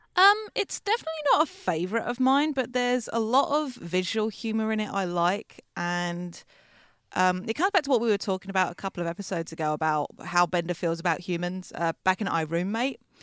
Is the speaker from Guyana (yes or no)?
no; England, United Kingdom; We, as our accents may clue you in, we are English.